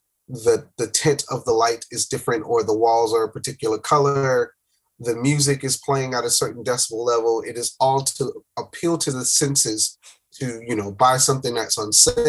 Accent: Miami, Florida, United States; moved away as an adult; now in Atlanta, United States; Miami. Born and raised in Miami, Florida.

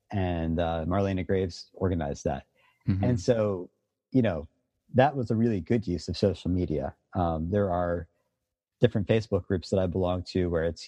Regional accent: Philadelphia, Pennsylvania, United States; I grew up in Philadelphia when I was a kid in the 80s

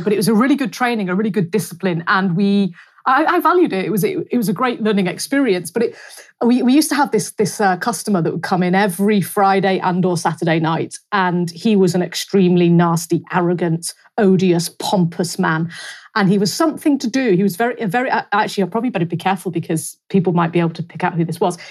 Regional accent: North West England, United Kingdom; a very nice market town again in in the northwest, my hometown

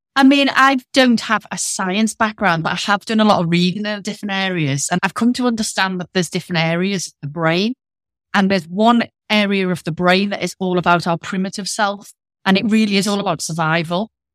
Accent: Liverpool, North West England, United Kingdom; accent: northern; now in Leicestershire, United Kingdom; I'm from Liverpool, but I'm based in the Midlands

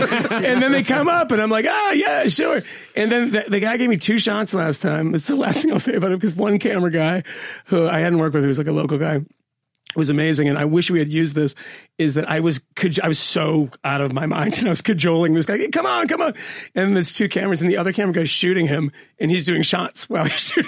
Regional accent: Massachusetts, United States; I'm from Massachusetts.

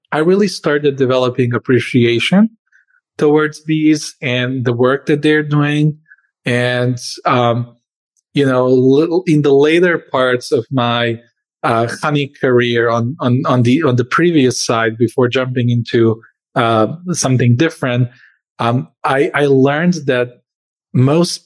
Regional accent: Serbia; moved away as an adult; also born or lived in Croatia / Spain / Norway; now in United States; I was born in Croatia, but I grew up and spent most of my life in Serbia.

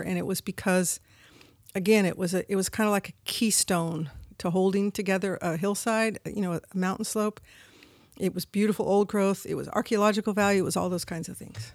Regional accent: Humboldt, California, United States; also born or lived in San Francisco; although I was born in San Francisco, Francisco as a, you know, third generation, I grew up in Humboldt

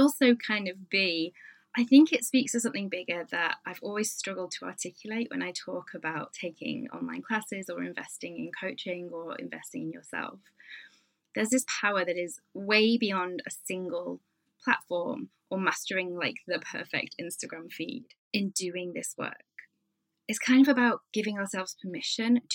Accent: United Kingdom; I'm British

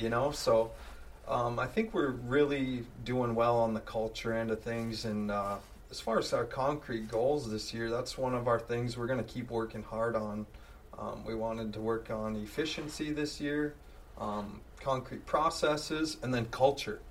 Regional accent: Langdon, North Dakota, United States; I'm from a uh, farm up by Langdon, uh, north of Langdon, I guess, up by the Canadian border

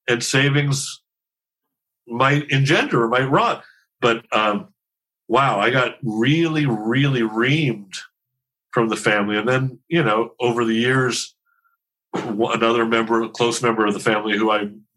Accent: Los Angeles, California, United States; also born or lived in Encino, Los Angeles; we used to live in Van Nuys

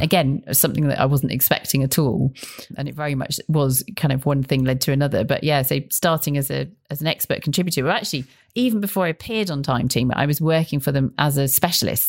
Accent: Bristol, South West England, United Kingdom; I grew up in Bristol.

